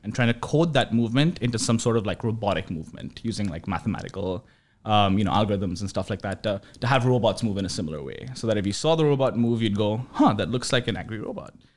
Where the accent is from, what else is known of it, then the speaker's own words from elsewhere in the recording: New Delhi, Delhi, India; moved away as an adult; also born or lived in Urbana-Champaign, Illinois, United States; now in United States; I grew up in New Delhi, India